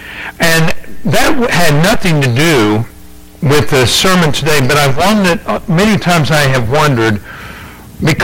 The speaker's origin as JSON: {"language": "English", "country": "United States", "also_born_or_lived": "England", "said": "being American"}